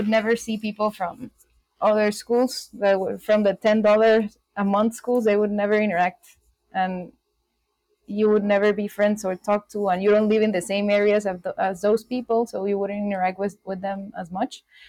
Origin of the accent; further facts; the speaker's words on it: Guatemala; in Guatemala, I grew up in the coast, which is 2 hours away from the city, and it was like the small town kind of life